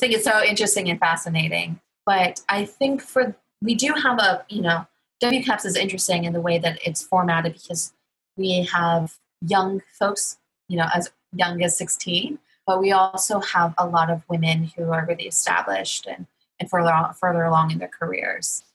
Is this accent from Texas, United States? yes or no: yes; Corpus Christi, Texas, United States; I'm from Corpus Christi, Texas